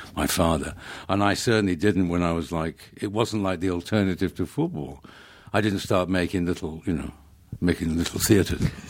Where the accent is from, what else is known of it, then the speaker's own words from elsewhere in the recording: Manchester, North West England, United Kingdom; moved away; I grew up in, uh, Manchester